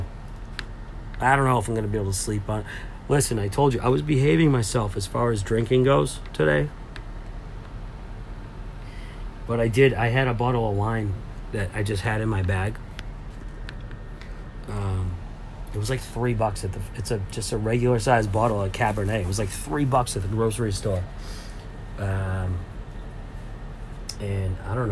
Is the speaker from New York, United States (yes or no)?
no; Lynn, Massachusetts, United States; I am from Lynn